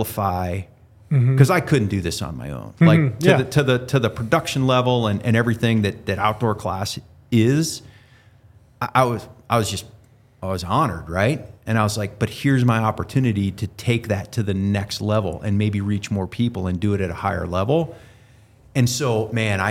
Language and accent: English; Ohio, United States; moved away; I grew up in Ohio